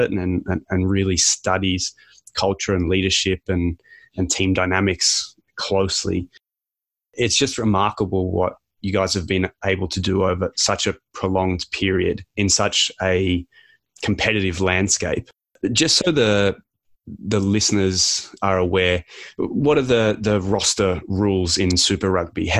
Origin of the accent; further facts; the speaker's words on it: Canberra, Australian Capital Territory, Australia; now in Canada; I was born in Canberra